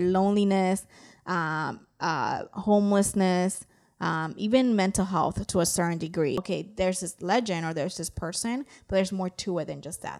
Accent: New York City, New York, United States; I grew up in New York City, and I lived in a building with neighbors

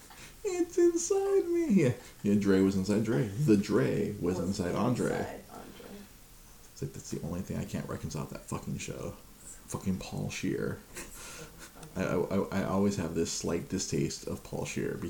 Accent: California, United States; I was, like, from California

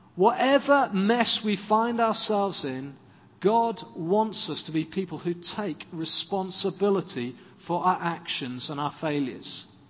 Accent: Swansea, Wales, United Kingdom; When I was growing up in Swansea, two doors up from us were uh, another family from the church.

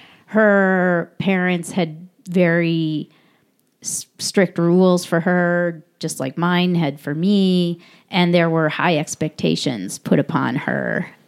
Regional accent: Chicago, Illinois, United States; she's from Chicago. I'm from Chicago.

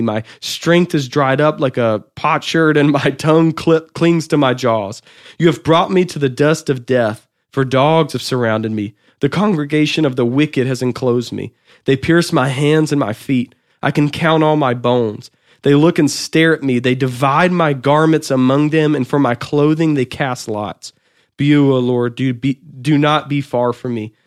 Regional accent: Anderson, South Carolina, United States; I'm from Anderson, South Carolina

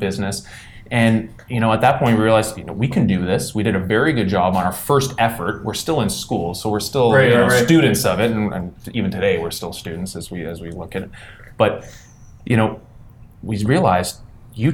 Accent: Ottawa, Ontario, Canada; we're all Orleans boys. We came from the East End of Ottawa.

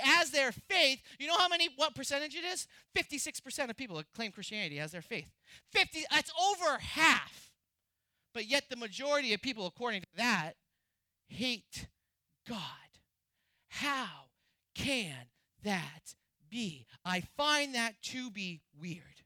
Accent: New Hampshire, United States; my home state was in New Hampshire

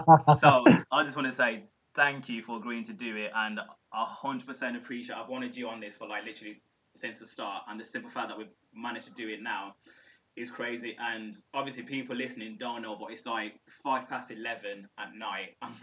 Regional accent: Warsaw, Masovian Voivodeship, Poland; from the people that I know that I grew up with in Warsaw

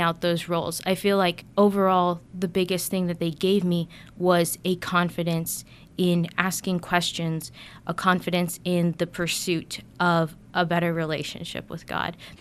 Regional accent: Buda, Texas, United States; moved away as an adult; I've been born and raised in Texas, lived in the same house my entire life.

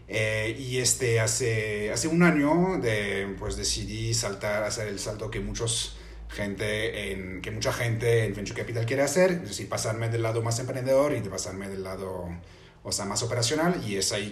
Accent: France; Spanish is a second language; yo, este, entonces, como dije, soy, soy francés. Este, yo estudié economía en, en, en Francia

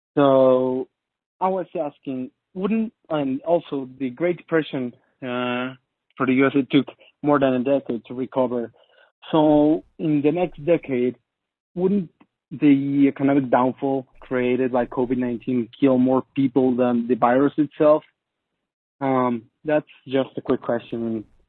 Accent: Mexico; I'm from Mexico

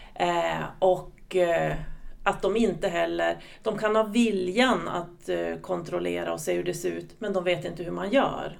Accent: southern Lapland, Sweden; accent: Norrland dialect; Kommer från en liten kommun i södra Lappland. Mm. Så att om någon tycker att jag pratar norrländska så kan det stämma

